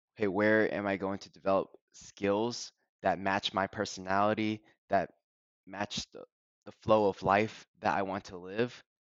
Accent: University of Delaware town, United States; I grew up in the University of Delaware town

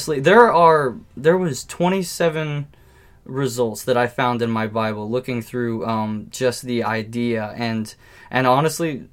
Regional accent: United States; I'm an American

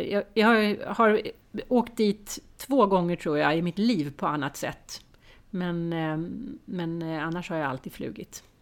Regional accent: Stockholm, Stockholm County, Sweden; som stockholmare

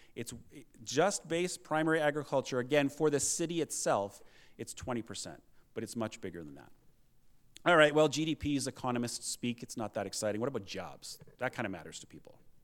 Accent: United Kingdom; now in Lethbridge, Canada; I was born in the U K. I'm a Canadian citizen, but I still have a European passport

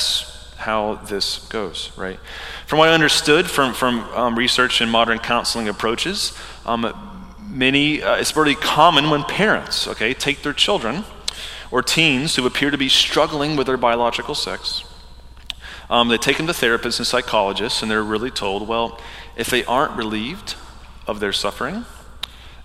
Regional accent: the Bible Belt, United States; I grew up in the Bible Belt

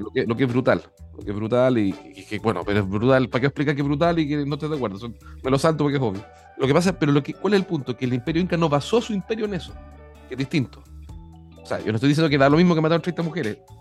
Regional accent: Chile; Yo soy un chileno amante del Perú

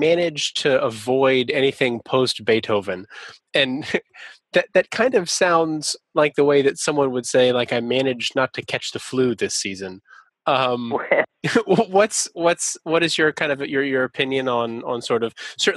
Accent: Atlanta, Georgia, United States; That's my hometown orchestra. I'm from Atlanta

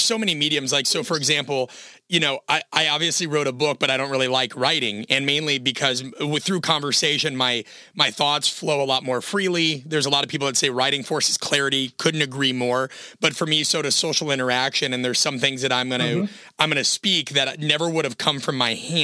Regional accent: Omaha, Nebraska, United States; I'm from Omaha, Nebraska.

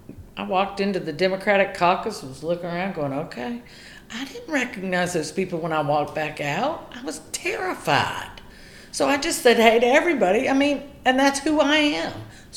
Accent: the South, United States; So because I grew up in the South, you just say, hey, how you doing?

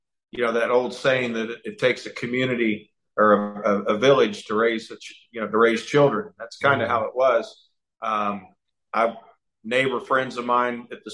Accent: Chanute, Kansas, United States; So born and raised in Chanute, Kansas, a small town in southeast Kansas, the type of town. And I'm of the age where things were a lot different kind of growing up than a lot of the younger audience.

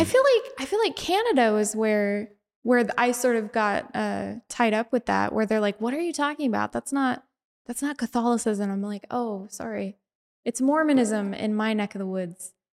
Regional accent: Bountiful, Utah, United States; I'm from Bountiful, so I'm right in between Ogden and Salt Lake

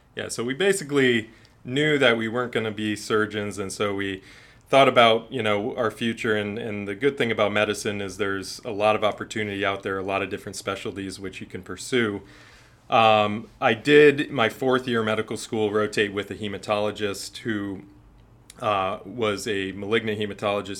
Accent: Ashtabula, Ohio, United States; also born or lived in Chicago, Illinois; now in Florida, United States; I grew up in Ashtabula, Ohio. It's a, a city in northeast Ohio near Cleveland.

